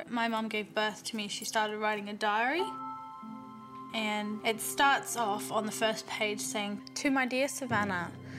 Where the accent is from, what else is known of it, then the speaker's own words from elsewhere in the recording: Sunshine Coast, Queensland, Australia; I grew up on the Sunshine Coast in Australia. It is the most magnificent place.